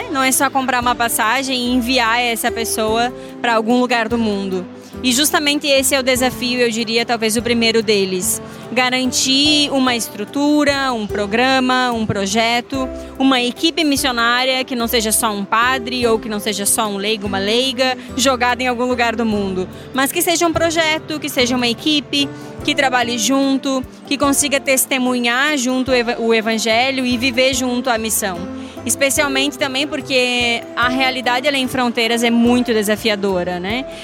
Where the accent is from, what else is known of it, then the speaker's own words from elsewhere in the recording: Rio Grande do Sul, Brazil; also born or lived in Mozambique; É, eu sou gaúcha do Rio Grande do Sul, né? E estive em Moçambique durante três anos